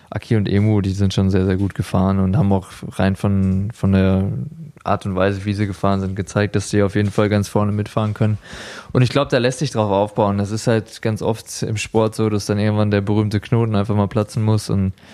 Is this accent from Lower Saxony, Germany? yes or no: no; Essen, North Rhine-Westphalia, Germany; ich komme aus Essen, sie aus Menden im Sauerland.